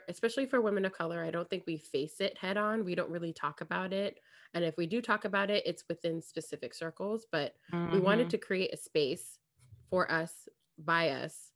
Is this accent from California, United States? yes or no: yes; California, United States; I was born here in the States. And I grew up in California